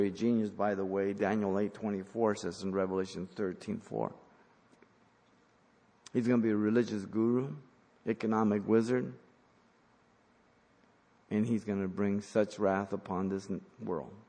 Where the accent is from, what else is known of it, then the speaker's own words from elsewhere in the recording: Mexico; English is a second language; moved away; I came from Mexico, I learned English.